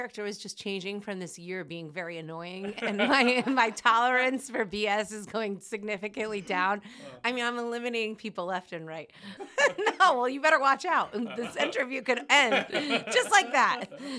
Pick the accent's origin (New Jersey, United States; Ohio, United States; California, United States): New Jersey, United States; So I grew up in Jersey, and as long as I can remember, I always wanted to sing.